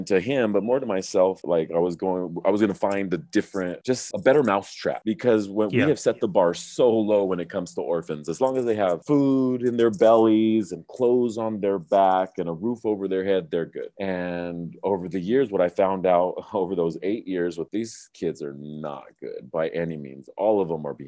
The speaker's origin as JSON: {"language": "English", "region": "Southern California", "country": "United States", "moved": "yes", "said": "I'm from Southern California originally"}